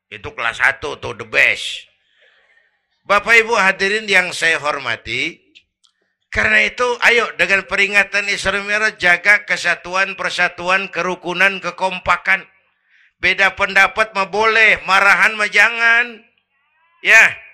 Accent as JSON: {"language": "Indonesian", "town": "Kebayoran", "region": "Jakarta", "country": "Indonesia", "tie": "born there", "said": "Bahwa saya lahir di Kebayoran, itu mah kebetulan."}